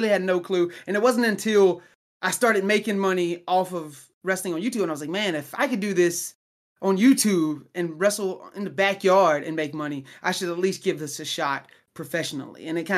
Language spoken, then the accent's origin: English; Alabama, United States; now in Oklahoma, United States; My hometown is in Alabama, so I would drive from Oklahoma to Alabama, and that's 11 hours back and forth.